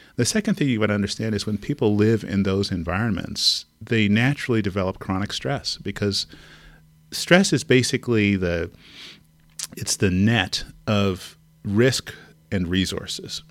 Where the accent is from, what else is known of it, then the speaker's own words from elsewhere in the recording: Montreal, Quebec, Canada; moved away as an adult; now in California, United States; I grew up in Montreal, Canada in the sixties, seventies, and eighties